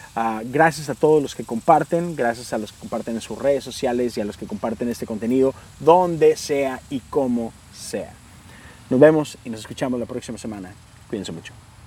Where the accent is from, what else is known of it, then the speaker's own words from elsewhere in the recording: Mexico; Yo soy de México